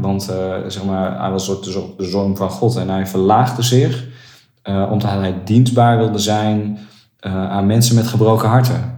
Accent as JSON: {"language": "Dutch", "town": "Nunspeet", "region": "Gelderland", "country": "Netherlands", "said": "ik kom uit Nunspeet."}